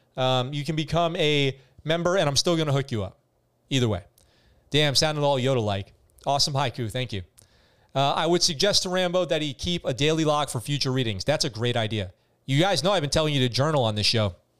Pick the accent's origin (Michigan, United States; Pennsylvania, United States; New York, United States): New York, United States; moved away as an adult; also born or lived in San Diego, California; now in Japan; I grew up in New York. I lived in New York until I was eighteen, and I lived in California in San Diego until I moved to Japan